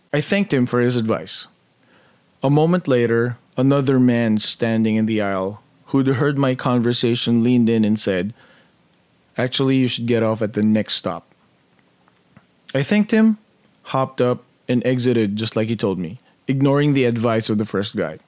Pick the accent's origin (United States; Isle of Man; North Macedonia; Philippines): Philippines; moved away; Growing up in the Philippines, we were a very middle-class family